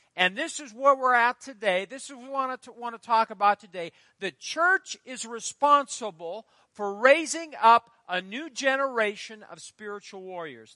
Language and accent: English; Fairbury, Nebraska, United States; Fairbury, my hometown